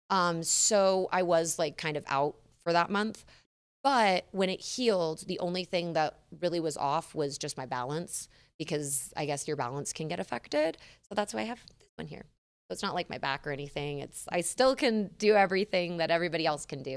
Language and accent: English; San Diego, California, United States; moved away; I'm from San Diego, uh, California